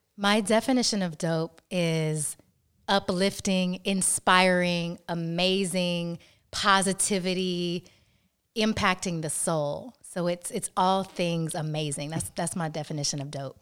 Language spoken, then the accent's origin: English; Atlanta, Georgia, United States; I often feel so blessed to be from a city like Atlanta